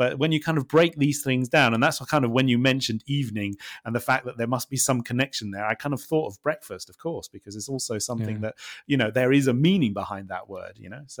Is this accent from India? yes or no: no; England, United Kingdom; because obviously we are from England. And so we kind of like have very much sort of the English traditions.